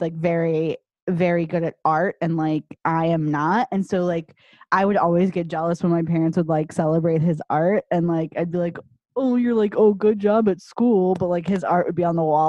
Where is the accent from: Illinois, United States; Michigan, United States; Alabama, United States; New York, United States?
Illinois, United States; Chicago; moved away; growing up in the Chicago area